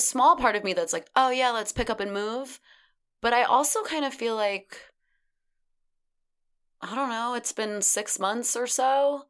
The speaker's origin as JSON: {"language": "English", "region": "New York", "country": "United States", "also_born_or_lived": "Los Angeles", "said": "I'm from New York."}